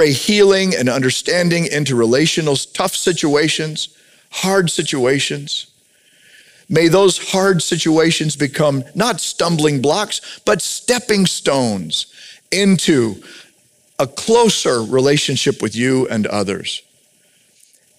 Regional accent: United States; I'm a majority member white guy in America

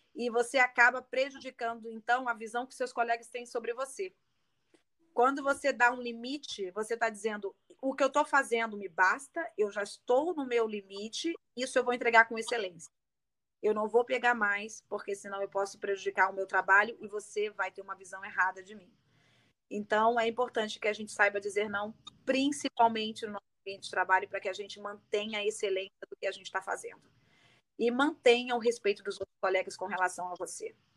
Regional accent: Rio de Janeiro, Brazil; accent: carioca; moved away as an adult; now in Berlin, Germany; Eu sou carioca, carioca, olha o sotaque

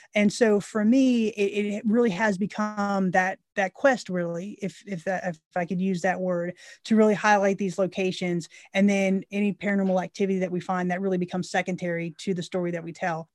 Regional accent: Central Florida, United States; moved away as an adult; now in Tennessee, United States; we grew up born and raised in, in Central Florida.

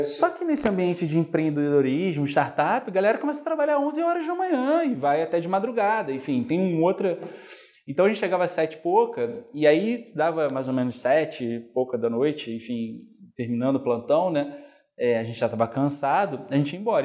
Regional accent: Niterói, Rio de Janeiro, Brazil; eu sou de Niterói originalmente, né? Fui como um bom niteroense estudar na UF

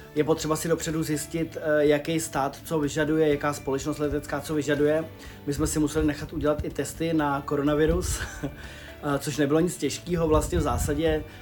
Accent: Czechia; jsme z Čech

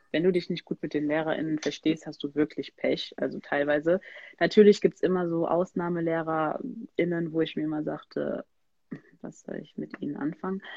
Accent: Germany; ich bin hier in Deutschland geboren

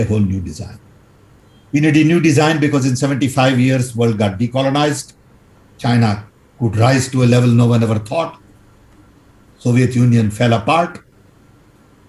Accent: Odisha, India; When I was growing up in Orissa

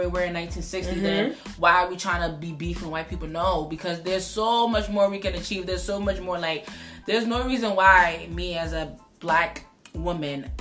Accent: Ghana; I'm Ghanaian

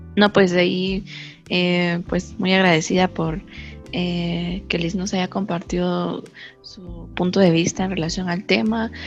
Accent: Guatemala; como guatemaltecos

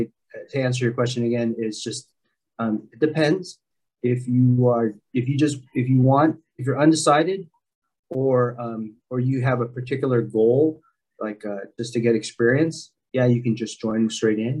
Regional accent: San Diego, California, United States; also born or lived in Philippines; growing up in San Diego, the Navy has always been a big

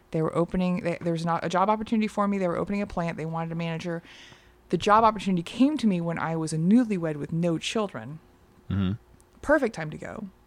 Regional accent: Texas, United States; also born or lived in south of France; now in Portland, United States; I grew up Mormon. Okay. In Texas.

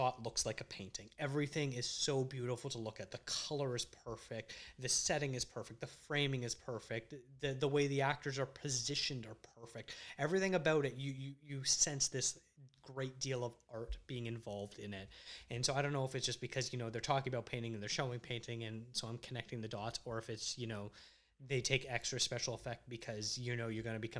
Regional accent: Canada; also born or lived in Toronto; a Canadian filmmaker

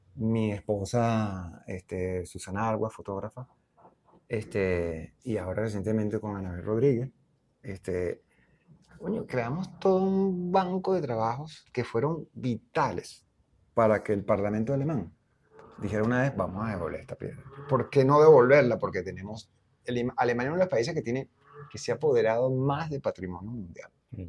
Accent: Venezuela; moved away as an adult; Para mí sí es importante ser denotados como venezolanos

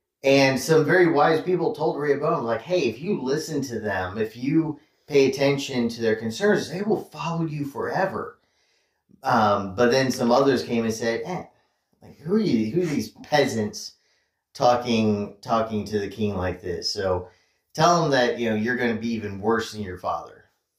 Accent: United States; yes, I have an identity as an American, but my citizenship is not here.

